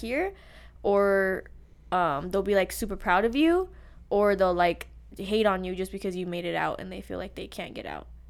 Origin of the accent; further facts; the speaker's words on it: Las Vegas, Nevada, United States; We are both grew up on the East Side